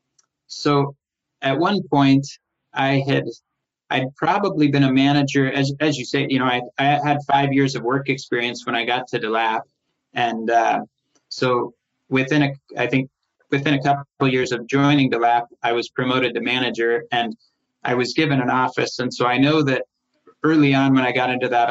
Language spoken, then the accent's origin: English; Tigard, Oregon, United States; moved away as an adult; also born or lived in Los Angeles, California / Solvang, California; I was raised in Portland. It was really Tigard